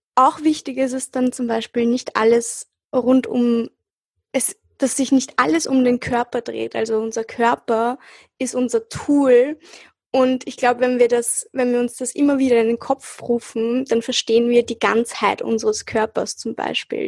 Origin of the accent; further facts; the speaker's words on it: Austria; ich bin hier äh, aufgewachsen und geboren und ich habe mich halt auch immer als Österreicherin gefühlt